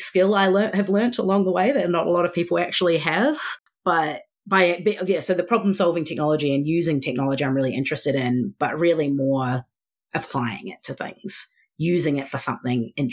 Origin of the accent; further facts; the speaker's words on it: New Zealand; moved away; it's year 10 here because I'm from New Zealand